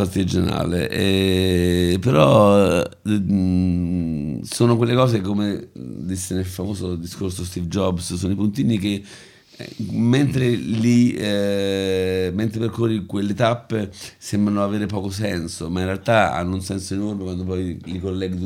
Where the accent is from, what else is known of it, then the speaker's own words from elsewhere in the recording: Rome, Lazio, Italy; io sono nato e cresciuto a Prati